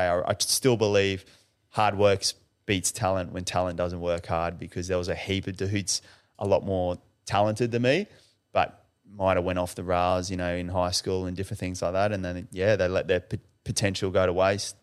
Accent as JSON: {"language": "English", "town": "Brisbane", "region": "Queensland", "country": "Australia", "tie": "born or raised there", "said": "We grew up in Western Brisbane, so not much money"}